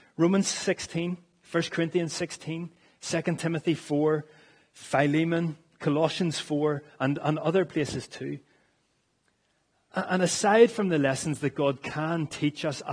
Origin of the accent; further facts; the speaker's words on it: Northern Ireland, United Kingdom; as Northern Irish people